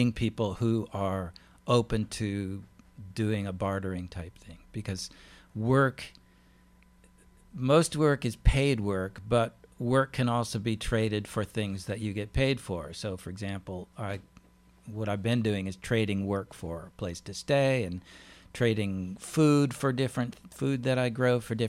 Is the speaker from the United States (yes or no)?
yes; Alaska, United States; also born or lived in Pennsylvania; now in Maryland, United States; I'm from Alaska originally